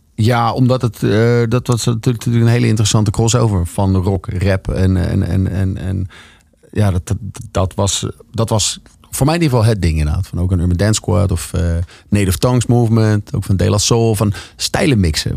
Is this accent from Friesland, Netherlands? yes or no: no; Leusden, Utrecht, Netherlands; ik kom uit Leusden. Dat is gewoon een Phoenix wijk onder de Phoenix dorp onder de rook van Amersfoort